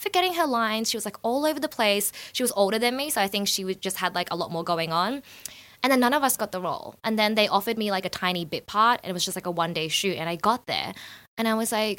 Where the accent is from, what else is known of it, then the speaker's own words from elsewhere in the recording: Melbourne, Victoria, Australia; moved away as an adult; also born or lived in Shanghai, China / Los Angeles, United States; I was born in Clayton, grew up in South Melbourne, then was in Sunshine for a bit, went to Fitzroy.